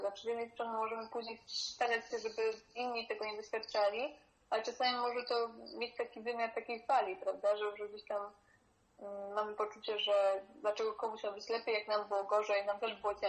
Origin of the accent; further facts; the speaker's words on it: Poland; moved away as an adult; also born or lived in Berlin; wyrosłam w tym kraju